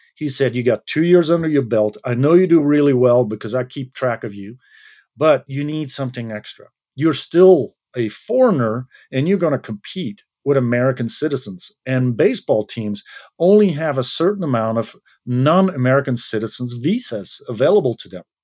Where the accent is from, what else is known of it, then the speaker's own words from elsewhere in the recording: Belgium; moved away as an adult; my home country, which is Belgium.